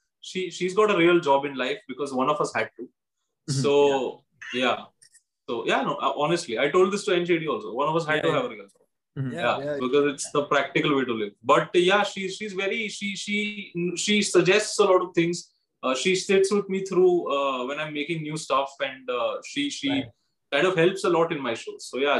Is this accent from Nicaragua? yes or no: no; India; As an Indian, I love it.